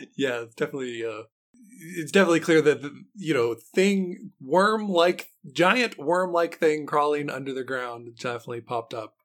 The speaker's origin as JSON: {"language": "English", "region": "West Virginia", "country": "United States", "tie": "born or raised there", "said": "I grew up in West Virginia"}